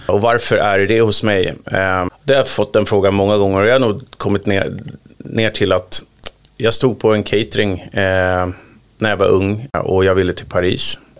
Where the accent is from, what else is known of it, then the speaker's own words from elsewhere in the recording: Sundbyberg, Stockholm County, Sweden; jag kommer från Sumpan